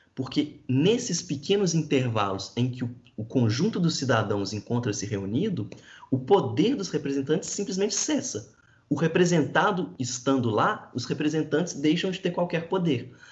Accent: Brazil; eu sou brasileiro

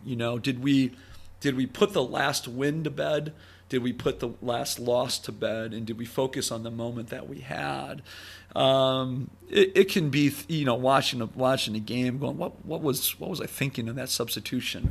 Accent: Sheboygan, Wisconsin, United States; moved away; growing up in Sheboygan

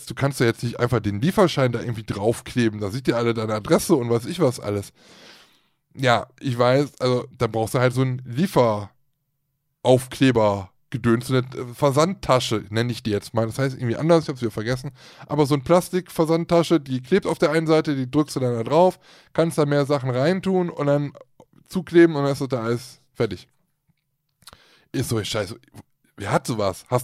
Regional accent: Switzerland; oh, guck mal, wir kommen aus der Schweiz, supi.

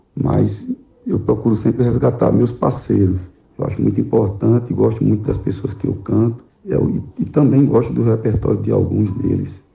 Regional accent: Igarassu, Pernambuco, Brazil; sou aqui de Garaçu, Pernambuco, cidade aqui a 50 quilômetros da capital Recife

